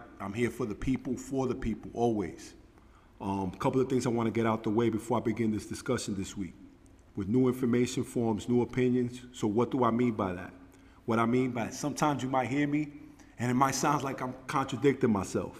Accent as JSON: {"language": "English", "town": "New York City", "region": "New York", "country": "United States", "said": "But me being from Brooklyn, like, I'm from Brooklyn, Brooklyn"}